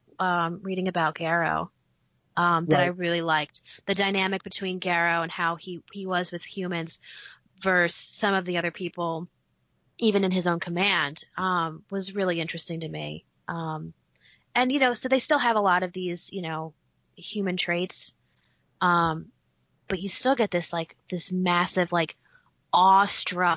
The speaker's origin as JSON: {"language": "English", "region": "the North", "country": "United States", "moved": "yes", "lives_now": "Virginia, United States", "said": "being from the North"}